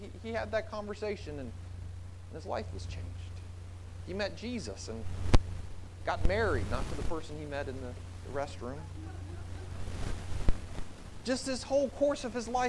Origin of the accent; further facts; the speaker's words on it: South Carolina, United States; moved away; I grew up in South Carolina